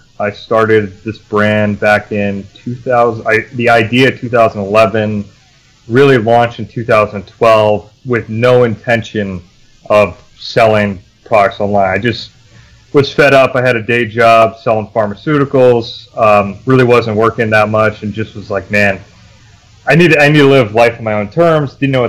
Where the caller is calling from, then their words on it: Vermont, United States; Beautiful Vermont, where there isn't many golf courses and it's mostly winter.